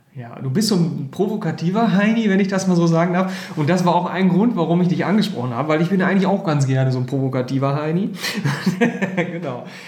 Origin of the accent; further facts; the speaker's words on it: Herford, North Rhine-Westphalia, Germany; als gebürtiger Herforder